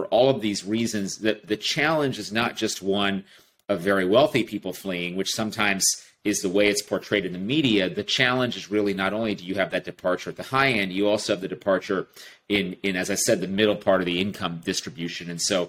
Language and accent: English; California, United States; I grew up in California. I've spent my life largely out here. Certainly, we raise our family here now. We live in the San Francisco Bay Area